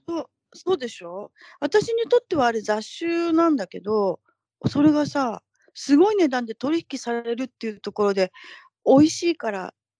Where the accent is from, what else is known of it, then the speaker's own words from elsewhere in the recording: Tokyo, Japan; moved away as an adult; now in Northern California, United States; 私東京なんですけど、出身